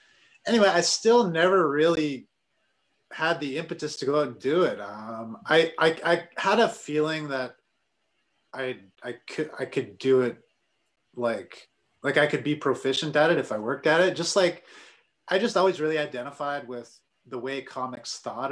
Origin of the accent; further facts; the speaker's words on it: Sault Ste. Marie, Ontario, Canada; moved away as an adult; now in Ottawa, Canada; I grew up in Sault Ste. Marie